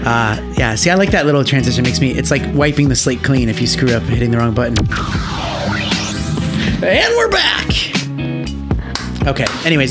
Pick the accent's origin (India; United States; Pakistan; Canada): United States; coming from as an American